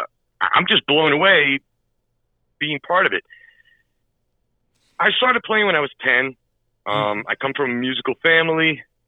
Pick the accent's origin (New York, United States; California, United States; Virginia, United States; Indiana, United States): New York, United States; New York City; I grew up in Queens, Jackson Heights.